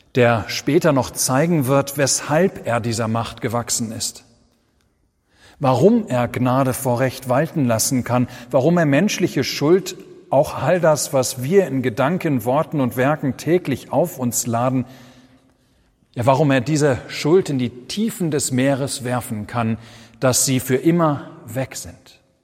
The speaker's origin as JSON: {"language": "German", "country": "Germany", "said": "Wir sind als Deutsche"}